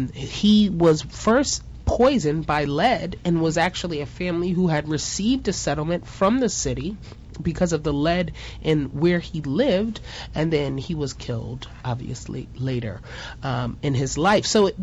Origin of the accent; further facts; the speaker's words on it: New York, United States; now in Maryland, United States; I'm from New York, but I live in the great state of Maryland.